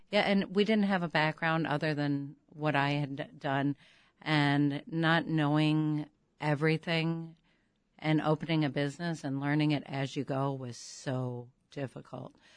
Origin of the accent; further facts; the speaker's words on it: St. Louis, Missouri, United States; now in Chicago, United States; I'm from Saint Louis